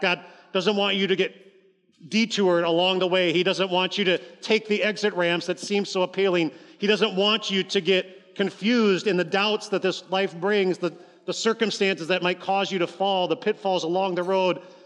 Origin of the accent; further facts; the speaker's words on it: Columbus, Ohio, United States; now in Appleton, United States; I grew up in Columbus, Ohio.